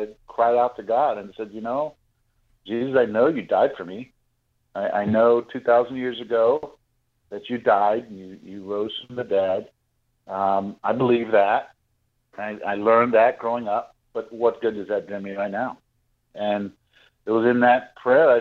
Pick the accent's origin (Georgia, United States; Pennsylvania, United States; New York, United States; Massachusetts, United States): Pennsylvania, United States; Pittsburgh; I grew up in the Catholic Church, and I was my family, we were all born in Pittsburgh, Pennsylvania.